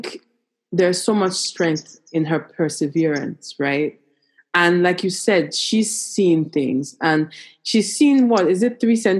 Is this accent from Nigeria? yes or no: yes; Nigeria; I'm Nigerian